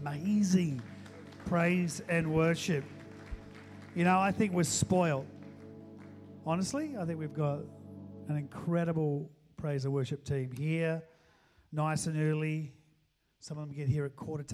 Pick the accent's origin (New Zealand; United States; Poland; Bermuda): New Zealand; moved away; I'm a New Zealander